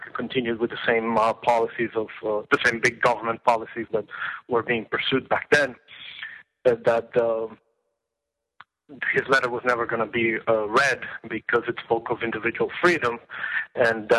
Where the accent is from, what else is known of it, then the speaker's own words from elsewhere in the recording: Florida, United States; also born or lived in Venezuela; I lived most of my life in Florida